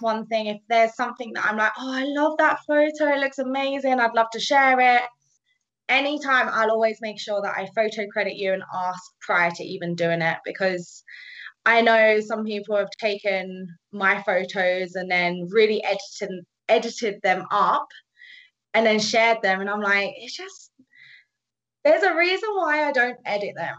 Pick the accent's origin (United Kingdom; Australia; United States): United Kingdom; accent: British; moved away as an adult; now in Canada; I'm British, if you haven't have heard that accent